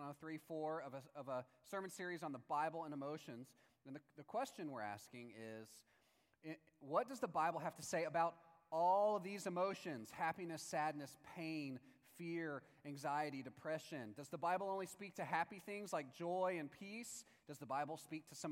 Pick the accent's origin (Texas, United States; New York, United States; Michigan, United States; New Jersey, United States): Texas, United States; Palestine; in my hometown, Palestine, Texas, in 1993